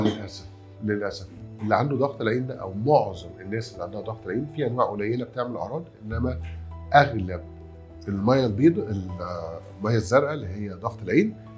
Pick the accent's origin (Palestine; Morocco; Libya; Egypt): Egypt; إحنا كلنا كمصريين بما فيهم أنا